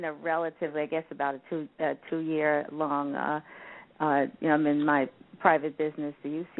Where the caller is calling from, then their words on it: Boca Raton, Florida, United States; Boca Raton.